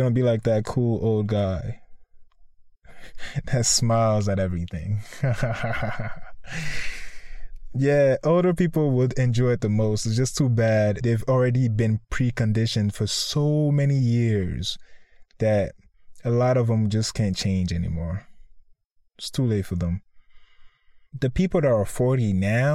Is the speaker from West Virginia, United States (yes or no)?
no; Connecticut, United States; that's kind of my home state